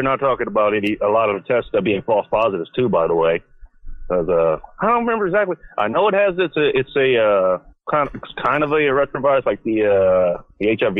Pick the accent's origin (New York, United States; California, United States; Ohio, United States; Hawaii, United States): California, United States; Inglewood; now in Seattle, United States; All right, no, I'm actually from Inglewood.